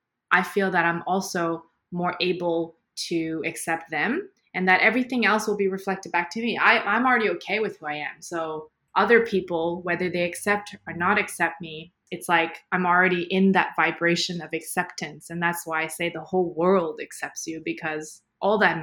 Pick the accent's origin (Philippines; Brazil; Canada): Canada; moved away as an adult; also born or lived in Middle East; growing up in Canada, like, I'm already not Caucasian, I'm visible minority